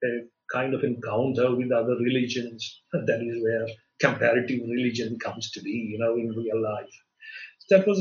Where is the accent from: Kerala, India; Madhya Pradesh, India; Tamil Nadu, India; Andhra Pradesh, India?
Kerala, India; Kochi; I was born and brought up in the Catholic capital of India, which is Cochin